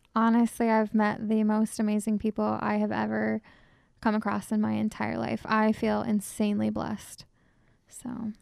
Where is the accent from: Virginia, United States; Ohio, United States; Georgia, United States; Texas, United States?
Ohio, United States; Shawnee; I'm from Shawnee, so, out in the sticks